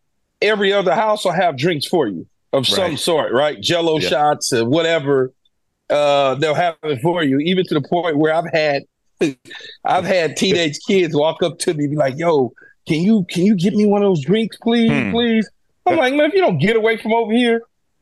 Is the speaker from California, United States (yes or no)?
yes; Los Angeles, California, United States; I grew up in South Central Los Angeles, all right? The poorest of the poorest.